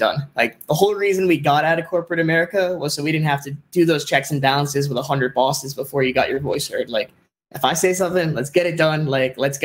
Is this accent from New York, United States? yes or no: no; Miami, Florida, United States; I'm from Miami.